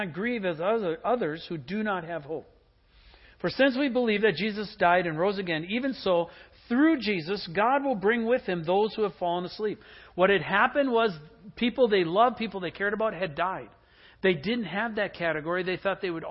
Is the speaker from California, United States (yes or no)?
no; Green Bay, Wisconsin, United States; I grew up in the Midwest in Green Bay